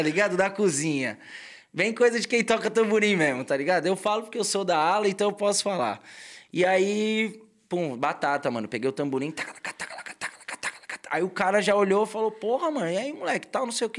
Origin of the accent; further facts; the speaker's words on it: São Paulo, Brazil; also born or lived in Vila Isabel, Rio de Janeiro; now in Rio de Janeiro, Brazil; Sou paulistano nato com muito orgulho